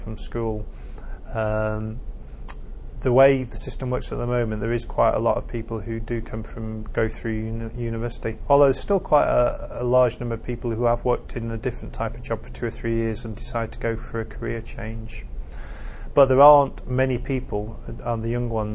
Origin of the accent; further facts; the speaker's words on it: Bolton, North West England, United Kingdom; also born or lived in Cardiff; I'm fairly local. I come from Bolton. So it's my home area